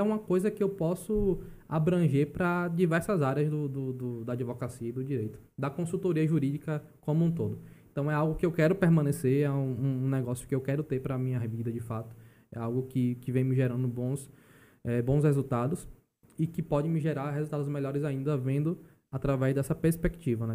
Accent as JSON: {"language": "Portuguese", "town": "Alagoinhas", "region": "Bahia", "country": "Brazil", "tie": "born or raised there", "moved": "as an adult", "lives_now": "João Pessoa, Brazil", "said": "Eu sou natural da Bahia, não sou paraibano de fato"}